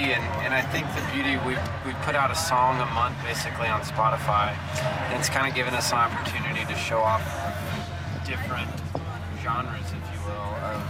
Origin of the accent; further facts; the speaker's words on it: Texas, United States; also born or lived in Oklahoma; We're from Texas and Oklahoma, and so there's definitely a southern aspect to what we're doing.